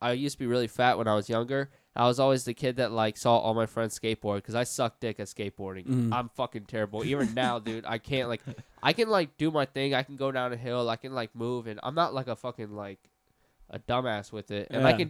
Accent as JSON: {"language": "English", "town": "Orlando", "region": "Florida", "country": "United States", "tie": "born or raised there", "said": "Born and raised in Orlando. Which area? East Side, like off Dean Road."}